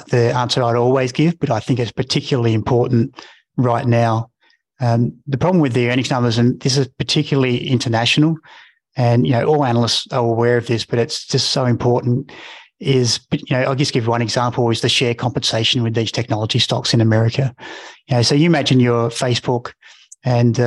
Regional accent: Mount Gambier, South Australia, Australia; I'm a kid from Mount Gambier

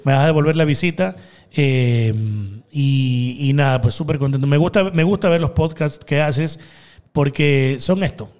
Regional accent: Guayaquil, Guayas, Ecuador; yo soy guayaco, pata al suelo. Yo soy acá mapacingueño. Yo nací en Mapacingue Después me crié en Bellavista

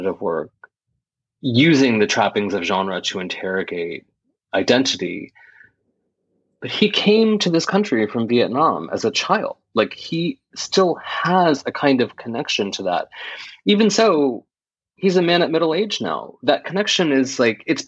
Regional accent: United States; my parents came to this country in 1972, and I'm one of four children. We were all born in this country.

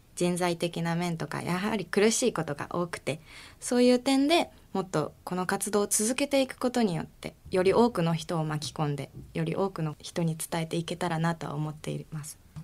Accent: Ikoma, Nara, Japan; 奈良県の生駒市あたり

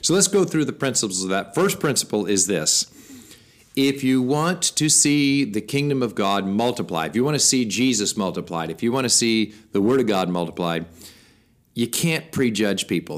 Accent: United States; we, as American Christians

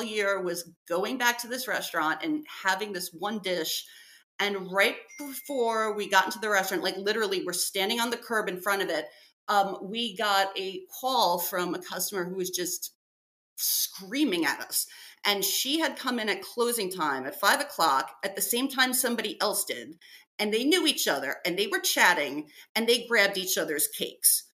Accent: New York City, New York, United States; I grew up in New York City. I grew up in Brooklyn

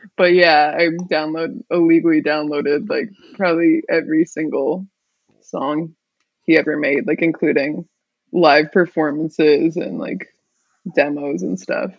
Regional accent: Palo Alto, California, United States; also born or lived in Walla Walla, Washington; now in Seattle, United States; I'm from the Bay Area, Palo Alto, California

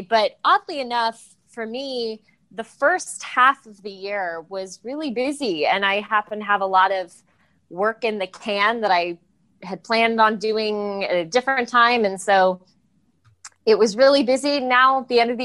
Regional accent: Los Angeles, California, United States; I grew up in LA, so I have a lot of random, you know, most people I know are in the industry in some way, just kind of a byproduct of growing up in Los Angeles

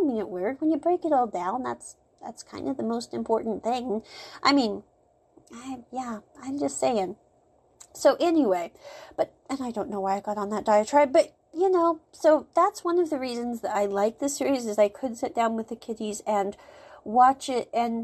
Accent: United States; moved away; the U.S., for example, where I came from.

